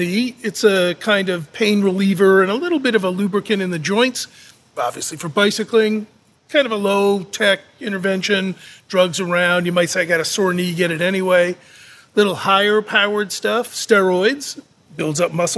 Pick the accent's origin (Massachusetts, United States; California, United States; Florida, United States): Massachusetts, United States; Boston; I'm from Boston